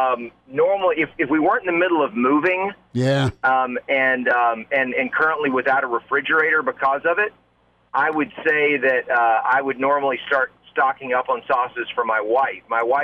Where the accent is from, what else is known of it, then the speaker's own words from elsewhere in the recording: Southington, Connecticut, United States; I'm from Southington, Connecticut.